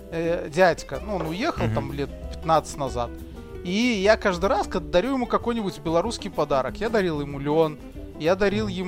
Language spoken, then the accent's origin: Russian; Kazakhstan; я из Казахстана